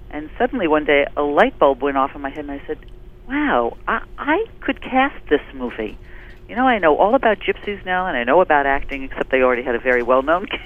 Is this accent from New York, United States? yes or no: yes; New York, United States; I grew up in New York